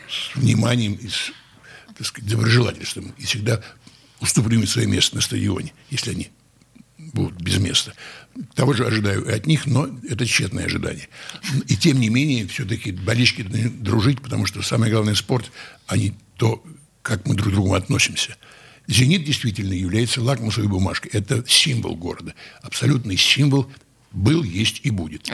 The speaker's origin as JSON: {"language": "Russian", "region": "Saint Petersburg", "country": "Russia", "tie": "born or raised there", "said": "нас, которые родились здесь, на берегах Невы"}